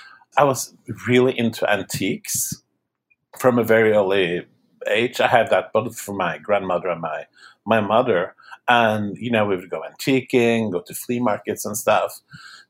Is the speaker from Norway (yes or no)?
yes; Norway; moved away; I was born and raised in Norway